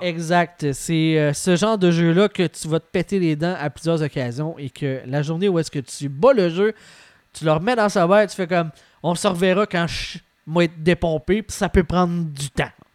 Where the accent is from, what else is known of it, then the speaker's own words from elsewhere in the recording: Quebec, Canada; je viens du Lac-Saint-Jean